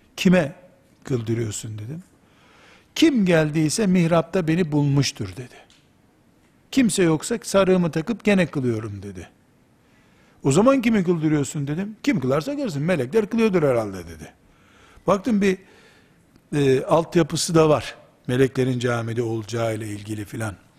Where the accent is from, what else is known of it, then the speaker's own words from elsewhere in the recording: Black Sea Region, Turkey; Bizim Karadeniz deyimidir yarılık.